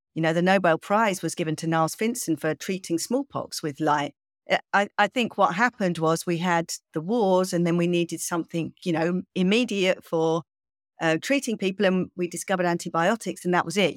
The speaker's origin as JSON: {"language": "English", "region": "England", "country": "United Kingdom", "said": "I'm kind of English"}